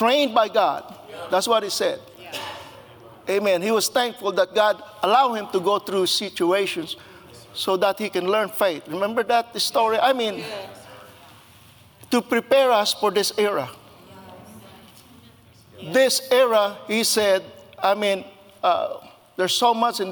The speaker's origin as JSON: {"language": "English", "country": "Philippines", "tie": "born or raised there", "moved": "yes", "said": "I was born and raised in the Philippines"}